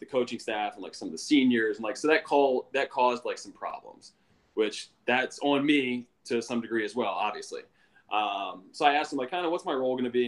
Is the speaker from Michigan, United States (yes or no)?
no; Carroll County, Maryland, United States; also born or lived in Baltimore, Maryland; I grew up in Carroll County, which is like 45 minutes northwest of Baltimore City.